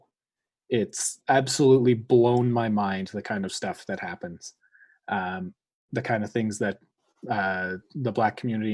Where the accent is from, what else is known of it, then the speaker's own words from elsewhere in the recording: Canada; upper middle class white kids growing up in Canada